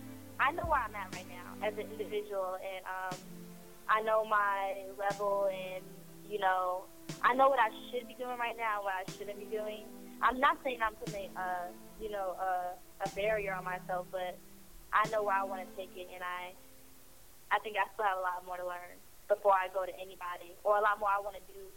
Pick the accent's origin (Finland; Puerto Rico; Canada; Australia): Puerto Rico; born there; But I was born in Puerto Rico though, but I'm not Puerto Rican. I am basically, you know, just African American.